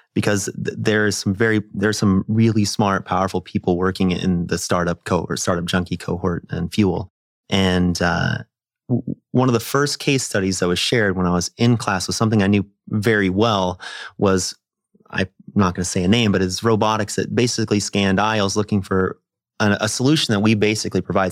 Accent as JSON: {"language": "English", "region": "Nebraska", "country": "United States", "said": "I'm a kid from Nebraska"}